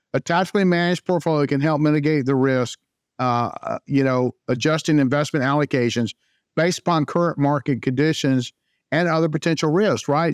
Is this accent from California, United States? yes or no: no; Jacksonville, Florida, United States; also born or lived in Saint Augustine, Florida; I was born and raised in Jacksonville, Florida